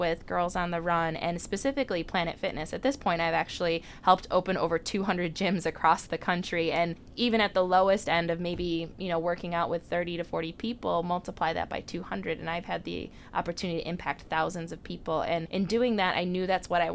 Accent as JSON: {"language": "English", "town": "Mundelein", "region": "Illinois", "country": "United States", "also_born_or_lived": "Chicago", "said": "the girl from Mundelein, Illinois"}